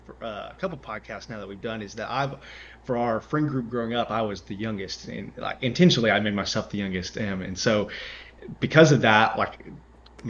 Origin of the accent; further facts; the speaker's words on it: Georgia, United States; I live where we grew up in Georgia.